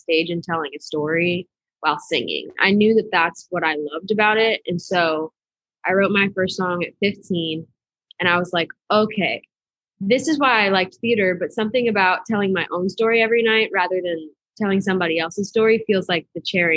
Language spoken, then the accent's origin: English; Boston, Massachusetts, United States; moved away as an adult; now in Nashville, United States; I'm from Boston, Massachusetts. So I grew up in a little suburb outside of the city, about like 20 minutes